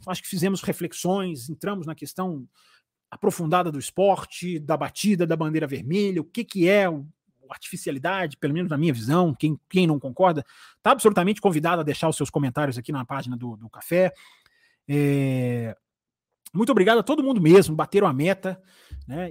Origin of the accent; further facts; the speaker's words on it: Brazil; eu sou brasileiro